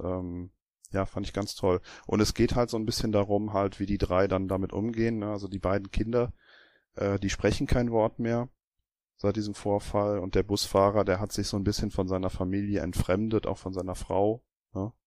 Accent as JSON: {"language": "German", "country": "Germany", "said": "Bei uns in Deutschland"}